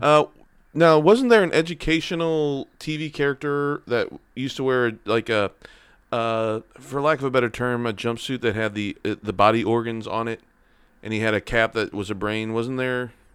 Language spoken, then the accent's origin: English; St. Louis, Missouri, United States; Born and raised in Saint Louis, Cardinal fan